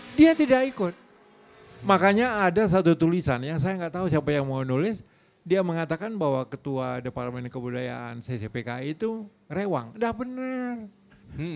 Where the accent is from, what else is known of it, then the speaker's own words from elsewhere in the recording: Tanjung Balai, North Sumatra, Indonesia; moved away; saya dari kota kecil itu, kota kabupaten, 150 kilo dari uh, Medan, Tanjung Balai